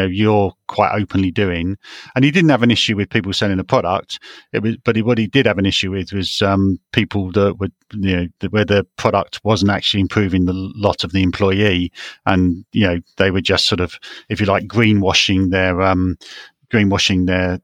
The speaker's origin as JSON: {"language": "English", "country": "United Kingdom", "said": "we're British"}